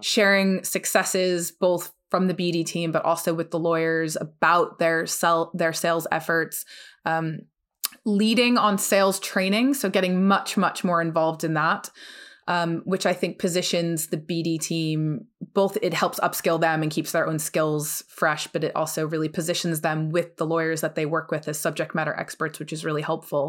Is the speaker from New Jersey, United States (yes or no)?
yes; New Jersey, United States; moved away; also born or lived in New York; I'm originally from the U S, I am from New Jersey